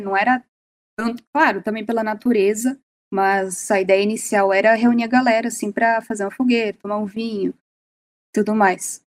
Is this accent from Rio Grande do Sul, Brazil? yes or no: yes; Serra Gaúcha, Rio Grande do Sul, Brazil; Eu sou da Serra Gaúcha, eu sempre tive essa conexão com a Serra